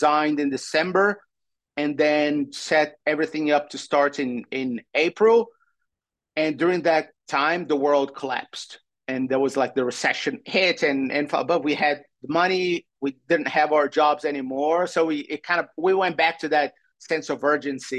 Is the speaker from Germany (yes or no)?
no; Brazil; English is a second language; moved away as an adult; now in San Francisco, United States; coming to this country is not that I'm Brazilian, is that I'm a foreigner